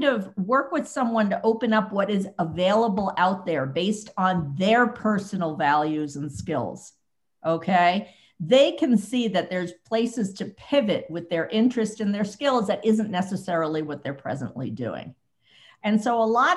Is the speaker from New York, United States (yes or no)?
yes; New York City, New York, United States; moved away as an adult; also born or lived in Boston / Bay Area; now in Silicon Valley, United States; I grew up in New York City